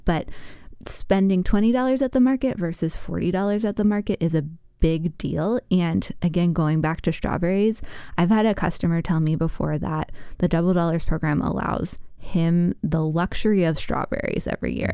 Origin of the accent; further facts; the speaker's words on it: Virginia, United States; now in Wisconsin, United States; I spent time growing up in Virginia